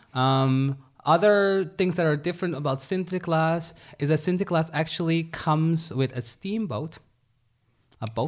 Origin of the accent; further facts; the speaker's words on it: Suriname; moved away; Suriname, I come from Suriname.